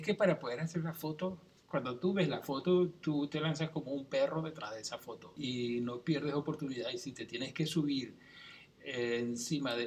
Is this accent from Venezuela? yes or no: yes; central Venezuela, Venezuela; also born or lived in Caracas; yo me crié en una ciudad del centro de Venezuela. ¿Sí? Yo nací en Caracas, pero me crié ahí y después yo regresé a Caracas a estudiar la universidad